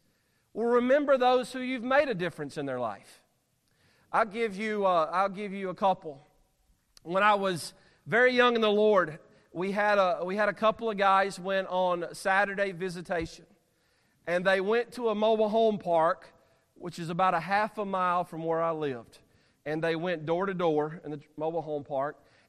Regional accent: Alabama, United States; I'm from Alabama

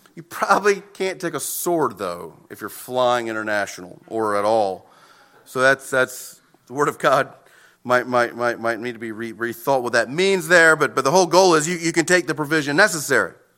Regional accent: United States; American citizens

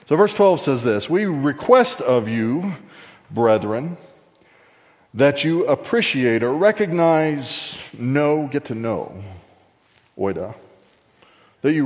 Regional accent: Texas, United States; I was raised in Texas

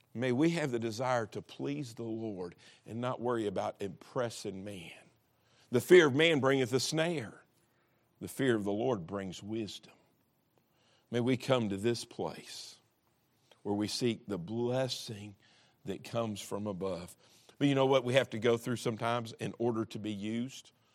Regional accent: Kentucky, United States; I'm, I'm from Kentucky

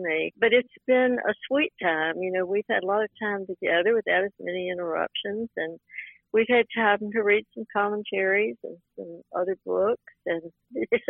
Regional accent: Greenville, South Carolina, United States; now in Columbia, United States; I grew up in Greenville, South Carolina

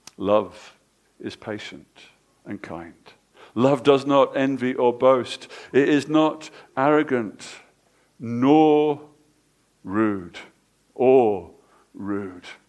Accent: England, United Kingdom; Us English people

